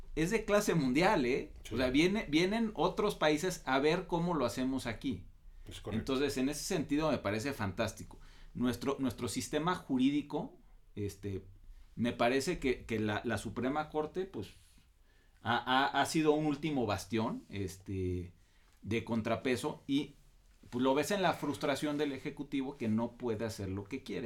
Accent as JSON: {"language": "Spanish", "country": "Mexico", "said": "nosotros como mexicanos"}